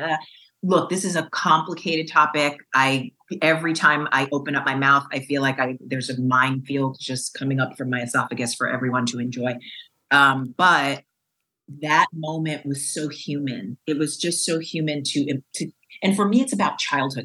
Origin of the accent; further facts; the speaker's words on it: New York, United States; growing up in New York